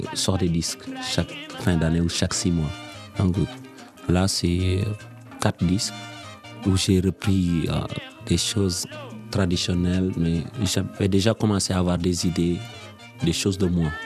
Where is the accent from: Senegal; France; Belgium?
Senegal; moved away; je suis sorti du Sénégal